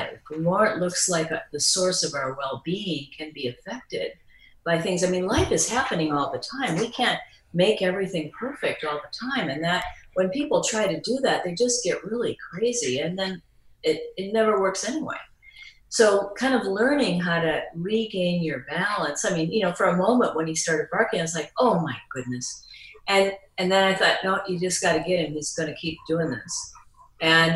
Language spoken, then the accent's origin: English; Midwest, United States; moved away as an adult; now in Hawaii, United States; I was from the Midwest